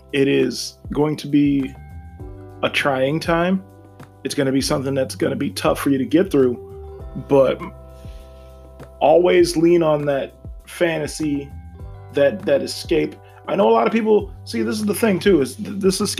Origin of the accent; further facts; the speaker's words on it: Ashtabula County, Ohio, United States; I'm leaving Ashtabula County, because it's boring right now. It's super boring. And it's not even like shitting on my hometown